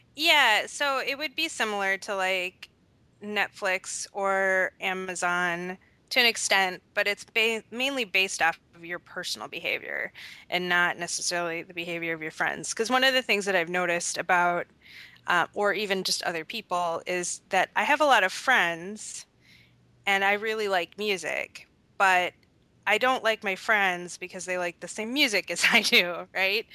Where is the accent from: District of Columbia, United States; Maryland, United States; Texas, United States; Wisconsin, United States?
Wisconsin, United States; southeastern; now in Minnesota, United States; I'm from Wisconsin